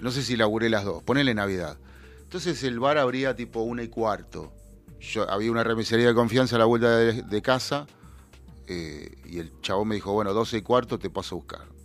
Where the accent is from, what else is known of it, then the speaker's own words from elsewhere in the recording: Buenos Aires Province, Argentina; yo no soy porteño de ley, yo soy bonaerense pero la capital está muy cerca